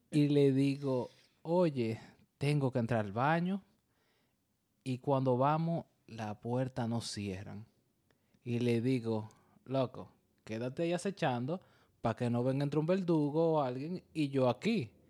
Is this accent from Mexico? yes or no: no; Dominican Republic; Somos dominicanos.